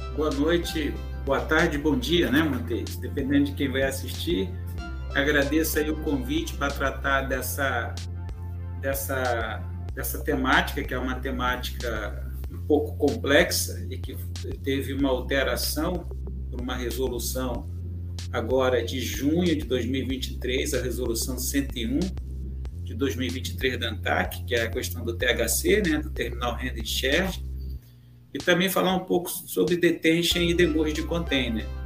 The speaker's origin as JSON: {"language": "Portuguese", "area": "Rio", "region": "Rio de Janeiro", "country": "Brazil", "tie": "born or raised there", "said": "nascido no Rio"}